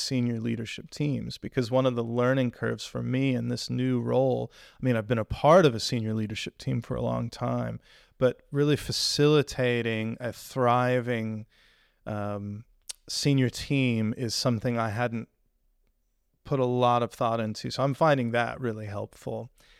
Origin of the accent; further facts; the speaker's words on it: United States; now in England, United Kingdom; Mexican food. I grew up in Mexican food heaven, and I've struggled to find anything quite like it here in England.